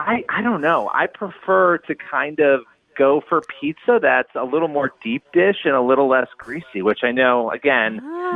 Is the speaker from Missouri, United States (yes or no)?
no; Rochester, New York, United States; I grew up in Rochester, New York.